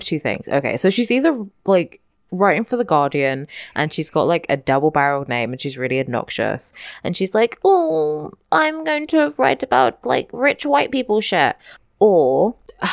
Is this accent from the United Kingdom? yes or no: yes; London, United Kingdom; I'm from London